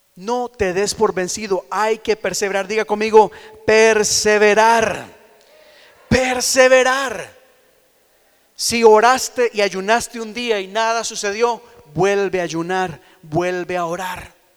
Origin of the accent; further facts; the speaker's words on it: Costa Rica; moved away; en Costa Rica hay muchos techos de lata